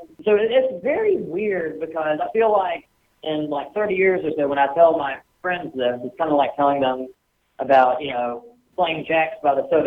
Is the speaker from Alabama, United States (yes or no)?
yes; Tuscaloosa, Alabama, United States; I'm from Tuscaloosa, and I go to school there, so it'll always be home.